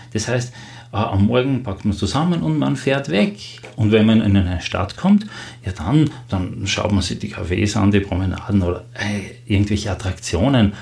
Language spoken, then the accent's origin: German; Austria; als Österreicher